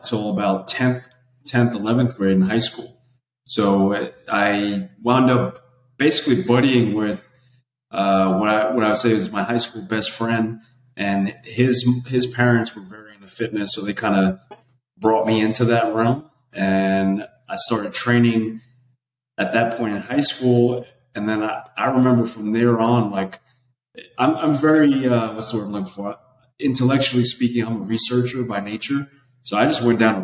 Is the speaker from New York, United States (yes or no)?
yes; the Bronx / Westchester County, New York, United States; moved away as an adult; also born or lived in Connecticut; now in Texas, United States; I was born in the Bronx, and actually we both born in the Bronx. And then I lived in Westchester the second half of my life